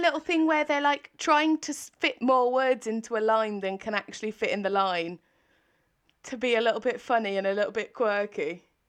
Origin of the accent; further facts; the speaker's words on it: England, United Kingdom; as an English person